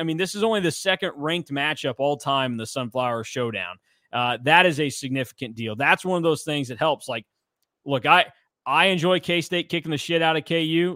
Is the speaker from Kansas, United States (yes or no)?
yes; Hutchinson, Kansas, United States; my hometown of Hutchinson, Kansas